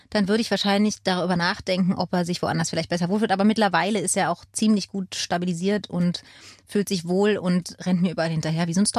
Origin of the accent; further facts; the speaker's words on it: Berlin, Germany; born there; Ich bin in Berlin geboren